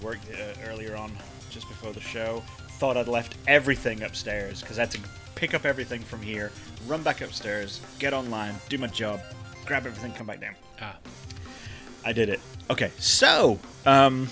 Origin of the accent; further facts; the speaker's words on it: England, United Kingdom; moved away; you and I grew up in England